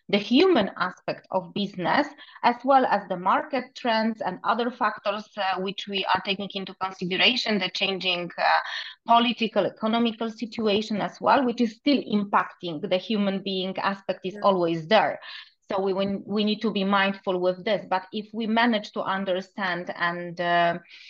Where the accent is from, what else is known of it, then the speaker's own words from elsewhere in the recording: Poland; moved away as an adult; now in Dubai, United Arab Emirates; I'm Polish